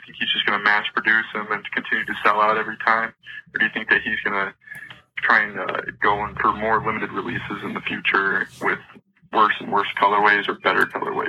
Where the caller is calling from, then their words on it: Grand Rapids, Michigan, United States; I'm calling from Grand Rapids, Michigan.